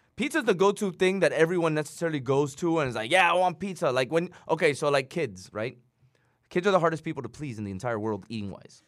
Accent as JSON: {"language": "English", "town": "Chicago", "region": "Illinois", "country": "United States", "said": "I'm from Chicago"}